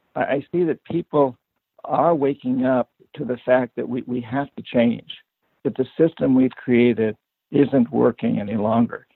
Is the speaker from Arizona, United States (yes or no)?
no; New Hampshire, United States; I grew up poor in New Hampshire